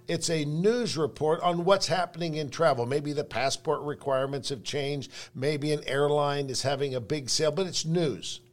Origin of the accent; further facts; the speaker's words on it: San Francisco, California, United States; now in Salt Lake City, United States; I grew up in San Francisco